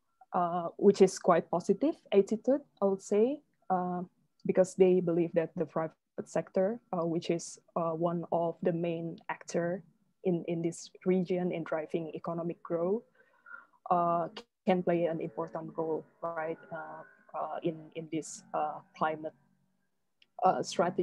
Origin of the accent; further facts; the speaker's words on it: Jakarta, Indonesia; now in Singapore; my hometown, Jakarta